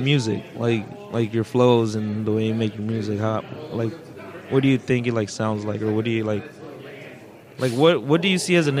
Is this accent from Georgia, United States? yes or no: no; Oceanside, California, United States; Yeah, I'm here from here in Oceanside, born and raised.